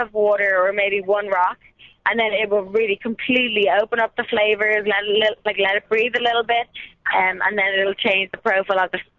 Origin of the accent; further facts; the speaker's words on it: Dublin, Leinster, Ireland; moved away as an adult; I'm from Dublin. I was born and raised, got hired in Dublin, and then got sent out here for a year